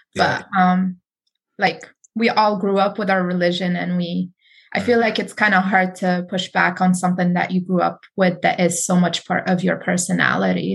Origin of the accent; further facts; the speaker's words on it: Morocco; now in United States; I grew up Sunni in Morocco, very religious country